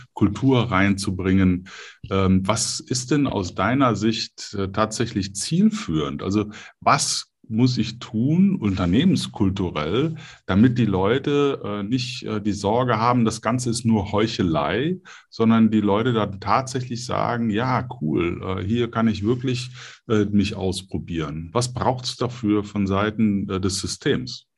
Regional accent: Middle Franconia, Bavaria, Germany; moved away; als gebürtiger Mittelfranke

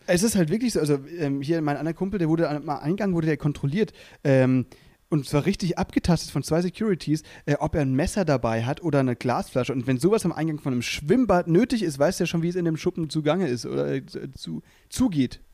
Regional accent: near Freiburg, Baden-Württemberg, Germany; also born or lived in Müllheim; now in Berlin, Germany; ich komme ja da eben aus der Nähe von Freiburg

